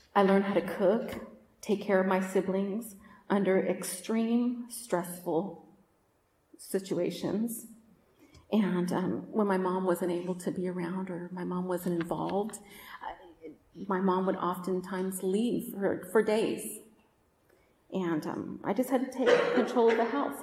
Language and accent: English; Oakland, California, United States; also born or lived in Roseville, California; I grew up in Oakland in Northern California